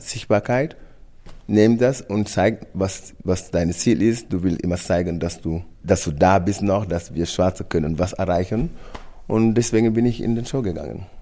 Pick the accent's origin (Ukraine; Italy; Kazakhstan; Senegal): Senegal; German is a second language; moved away as an adult; now in Germany; meine Kindheit, von meiner Heimat Senegal